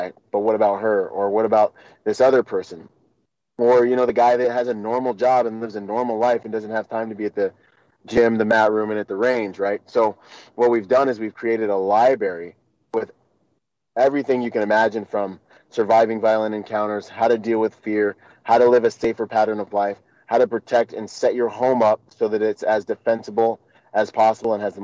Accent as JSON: {"language": "English", "region": "Washington", "country": "United States", "tie": "born or raised there", "also_born_or_lived": "Bahamas", "said": "I'd spend the summer in the Bahamas and I'd spend the winters and school years in Washington with my mom."}